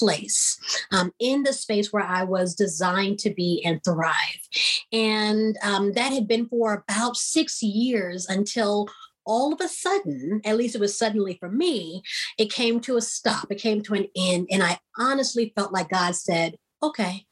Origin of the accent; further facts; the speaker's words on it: Houston, Texas, United States; also born or lived in East Coast; I'm from Houston